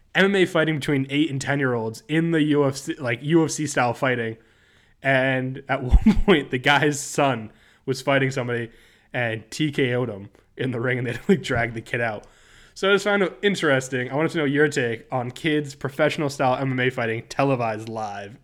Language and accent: English; New Jersey, United States; Growing up in New Jersey